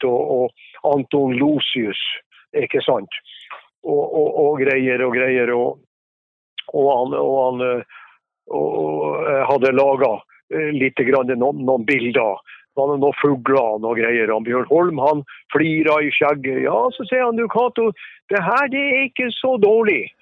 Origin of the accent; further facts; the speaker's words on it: Langåsdalen, near Sulitjelma, Nordland, Norway; Jeg vokste jo opp innerst i Langåsdalen